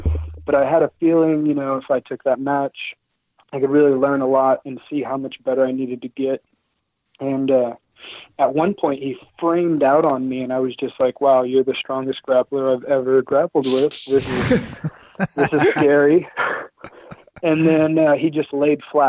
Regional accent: Oklahoma, United States; I'm from Oklahoma

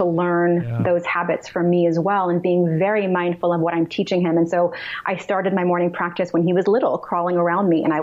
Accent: New York City, New York, United States; moved away; also born or lived in Russia; I grew up in New York City

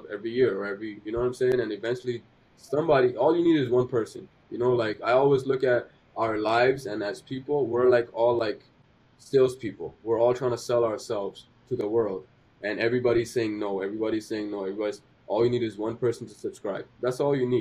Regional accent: Pakistan; English is a second language; now in Canada; I'm a Pakistani kid who couldn't speak English

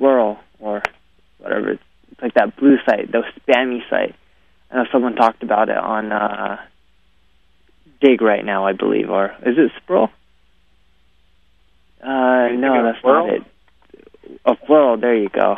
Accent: India; I'm Indian

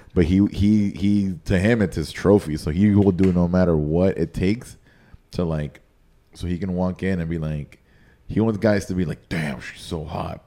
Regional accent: Nicaragua; moved away as an adult; also born or lived in San Antonio, Texas; now in Miami, United States; I was raised by my mom in Nicaragua, and my dad lived here. So growing up, I spent most of my time in Nicaragua

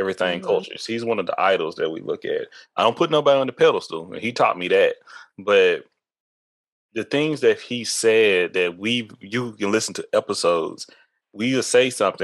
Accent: East Texas, United States; I come from East Texas.

